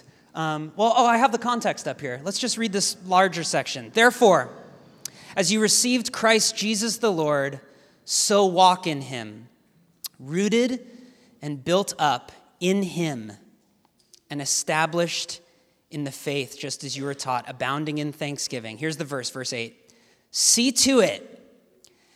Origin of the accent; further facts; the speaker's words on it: Portland, Oregon, United States; I hail from Portland, Oregon